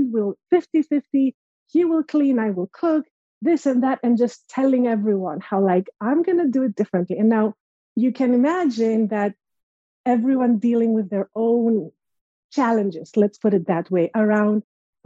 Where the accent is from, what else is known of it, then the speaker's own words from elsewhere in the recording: Greece; moved away as an adult; now in United States; growing up in Greece. So I'm originally from Greece and I moved to the States 10 years ago by myself